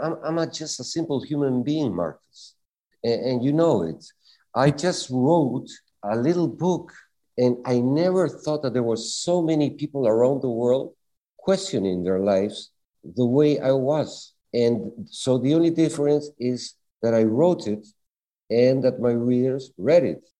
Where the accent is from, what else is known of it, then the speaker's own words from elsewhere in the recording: Lima, Peru; now in Tenerife, Spain; I was born in Lima, Peru, in Latin America